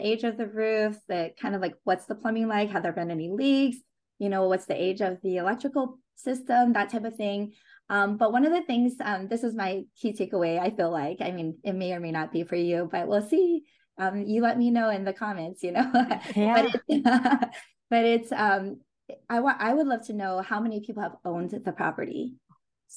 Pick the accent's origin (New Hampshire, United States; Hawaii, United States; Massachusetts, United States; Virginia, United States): Hawaii, United States; I grew up in Hawaii